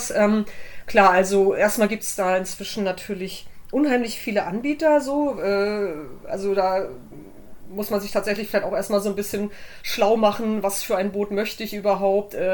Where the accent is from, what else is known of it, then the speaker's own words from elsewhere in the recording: Flensburg, Schleswig-Holstein, Germany; Äh, ich bin in Flensburg geboren und war damals schon als Kind auf der Ostsee unterwegs äh, und so weiter mit meinen Eltern.